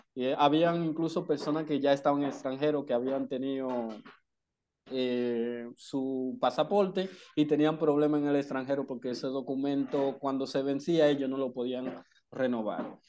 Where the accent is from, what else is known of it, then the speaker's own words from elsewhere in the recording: Dominican Republic; also born or lived in El Seibo; nosotros no venimos de Haití, nosotros hemos nacido en la República Dominicana